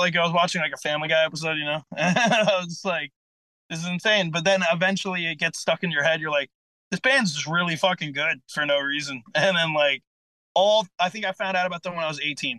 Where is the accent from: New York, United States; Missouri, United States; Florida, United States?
New York, United States; Port Jefferson Station; I'm from Port Jeff Station, which is kinda like deep Suffolk County